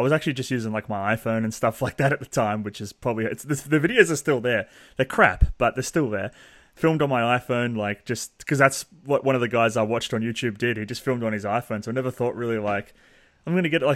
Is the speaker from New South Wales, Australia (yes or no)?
no; Melbourne, Victoria, Australia; I literally live right now 5 minutes from the house I grew up in. So I haven't moved that far from where I live, which I grew up in Montmorency